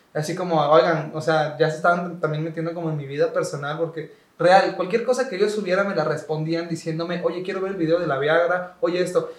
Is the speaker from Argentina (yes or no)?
no; Córdoba, Veracruz, Mexico; de Córdoba, así de mi ciudad